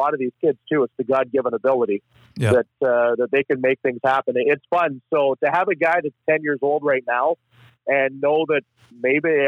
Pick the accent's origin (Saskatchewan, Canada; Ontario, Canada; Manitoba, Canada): Saskatchewan, Canada; Regina; also born or lived in Humboldt, Saskatchewan / Prince Albert, Saskatchewan; I was born in Regina